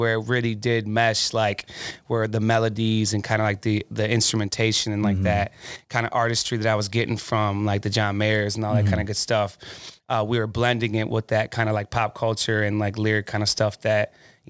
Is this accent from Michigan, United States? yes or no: yes; Flushing, Michigan, United States; moved away as an adult; also born or lived in Pontiac, Michigan; now in Chicago, United States; I'm originally from Pontiac, Michigan. I grew up in Flushing, Michigan, which is right outside of Flint.